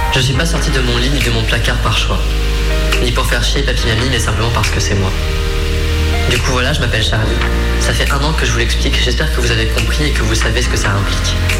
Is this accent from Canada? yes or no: no; Creuse, Nouvelle-Aquitaine, France; je viens de Creuse, hein. donc euh, il faut le contexte aussi, hein, la campagne profonde